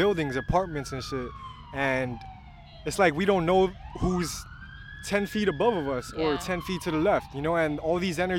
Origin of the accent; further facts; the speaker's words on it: New York, United States; I was born and raised in New York